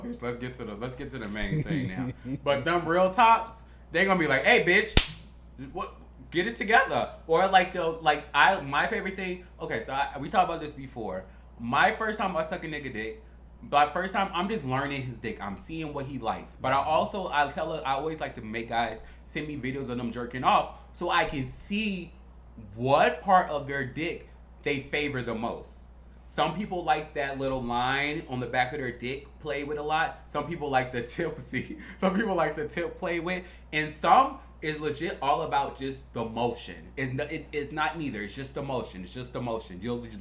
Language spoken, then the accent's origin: English; Chicago, Illinois, United States; moved away; We're from Chicago